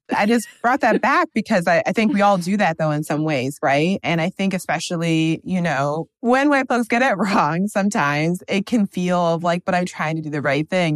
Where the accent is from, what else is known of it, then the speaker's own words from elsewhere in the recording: Wisconsin, United States; moved away as an adult; now in Brooklyn, United States; I'm originally from the Midwest, I'm from Wisconsin. I've been in Brooklyn for the past three years